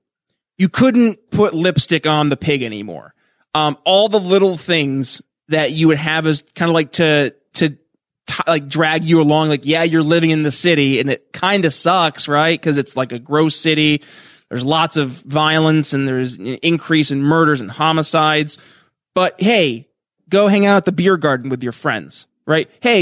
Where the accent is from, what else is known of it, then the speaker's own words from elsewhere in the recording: Northeast, United States; I'm learning. I'm from the Northeast.